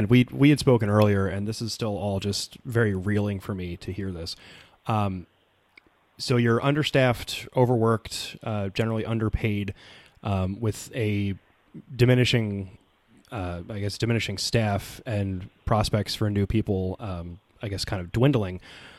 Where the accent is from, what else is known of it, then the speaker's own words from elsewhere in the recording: New Jersey, United States; I'm from Jersey.